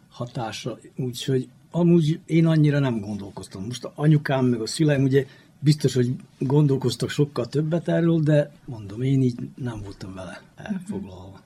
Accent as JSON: {"language": "Hungarian", "town": "Novi Sad", "region": "Vojvodina", "country": "Serbia", "said": "újvidéki vagyok, 71-es születésű"}